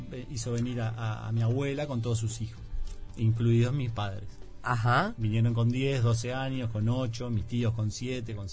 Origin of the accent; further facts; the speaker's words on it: Calabria, Italy; now in Uruguay; Y más nosotros que somos del sur de Calabria, o, bueno, todos los del sur, los de, la Puglia, los de Sicilia, los de Calabria, los de los Campanos, los de Nápoli.